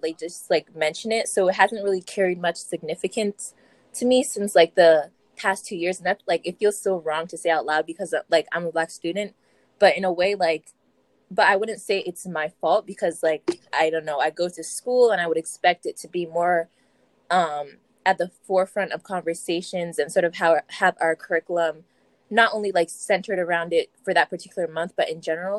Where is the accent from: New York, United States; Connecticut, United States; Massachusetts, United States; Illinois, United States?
Connecticut, United States; South Windsor; I'm from South Windsor, and I'm a Black student